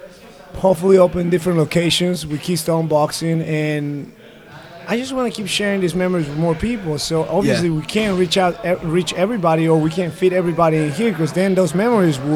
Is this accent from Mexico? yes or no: yes; Mexico; me being Mexican and my wife being American